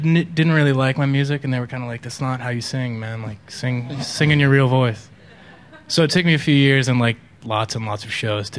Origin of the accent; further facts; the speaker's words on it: outside of Boston, Massachusetts, United States; moved away as an adult; also born or lived in New York City; From outside of Boston, originally.